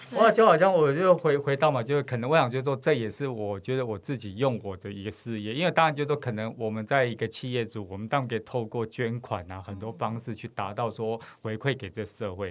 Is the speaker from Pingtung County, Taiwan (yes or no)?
no; Taipei, Taiwan; 其实我应该是讲着我们是在西门町长大孩子